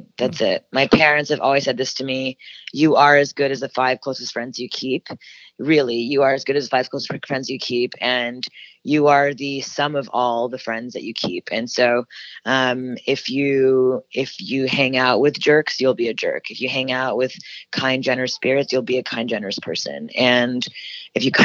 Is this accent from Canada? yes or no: yes; Canada; now in United States; a Canadian woman moving to America